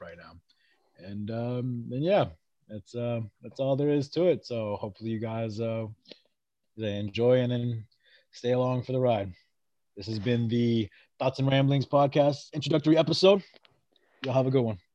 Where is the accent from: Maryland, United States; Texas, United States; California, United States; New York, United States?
Maryland, United States; moved away as an adult; also born or lived in Worcester, Massachusetts / Rhode Island; now in Great Lakes, United States; And then the majority of my life, I did live in Maryland